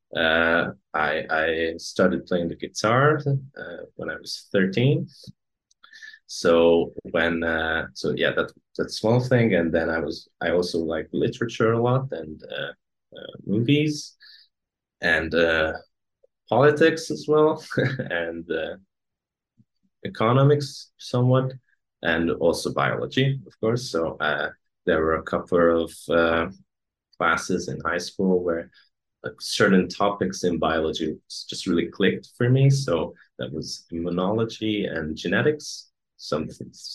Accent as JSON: {"language": "English", "country": "Hungary", "also_born_or_lived": "Copenhagen, Denmark", "second_language": "English", "said": "I come from Hungary. I live in Hungary right now."}